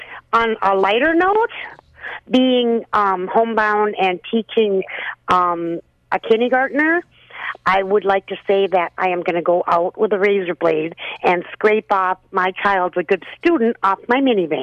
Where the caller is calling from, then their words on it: Howard Lake, Minnesota, United States; I live in Howard Lake.